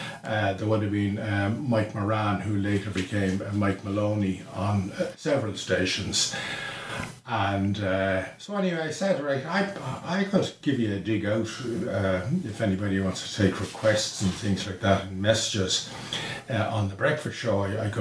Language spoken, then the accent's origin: English; Dublin, Leinster, Ireland; I'm from Sallymount all my life. Lived in the same house. I know the area pretty well.